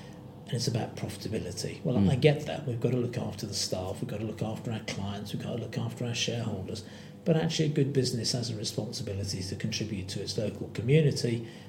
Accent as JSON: {"language": "English", "town": "Birmingham", "region": "West Midlands", "country": "United Kingdom", "tie": "born or raised there", "said": "I was born in Birmingham, what's Dudley Road Hospital then, the City Hospital."}